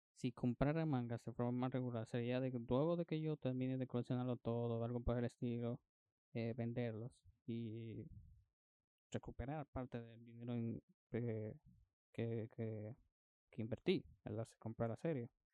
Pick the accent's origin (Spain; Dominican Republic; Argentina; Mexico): Dominican Republic; como decimos dominicano